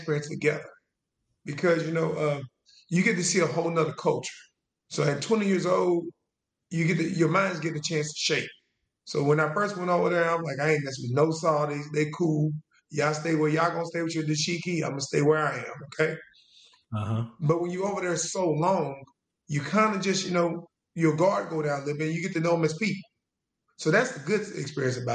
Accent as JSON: {"language": "English", "town": "Jena", "region": "Louisiana", "country": "United States", "tie": "born or raised there", "also_born_or_lived": "California", "said": "I moved to Louisiana when I was 9"}